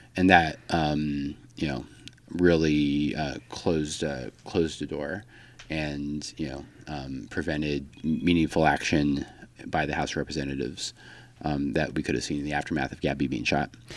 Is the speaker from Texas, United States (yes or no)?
yes; El Paso, Texas, United States; moved away as an adult; also born or lived in Washington, D.C.; I'm originally from El Paso, Texas